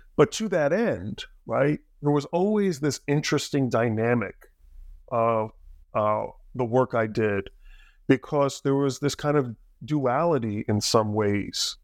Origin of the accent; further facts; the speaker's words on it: New Jersey, United States; I grew up in Jersey, a little bit south